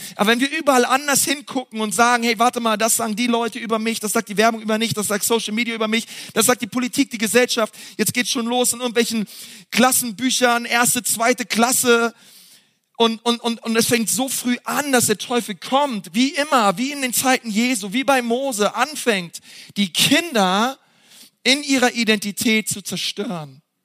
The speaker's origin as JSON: {"language": "German", "region": "Berlin", "country": "Germany", "said": "wir sind halt Berliner"}